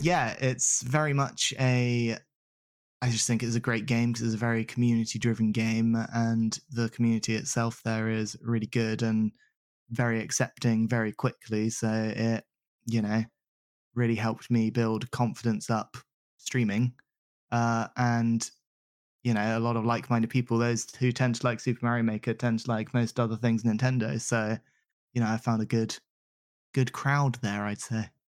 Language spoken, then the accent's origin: English; Southampton, South East England, United Kingdom; moved away as an adult; also born or lived in Salisbury / New Forest / Arizona, United States; now in London, United Kingdom; I grew up in the Southampton, Salisbury area down south